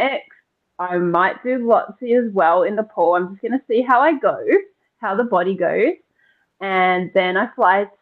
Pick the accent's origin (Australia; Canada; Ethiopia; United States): Australia; Blue Mountains, New South Wales; I grew up here in the Blue Mountains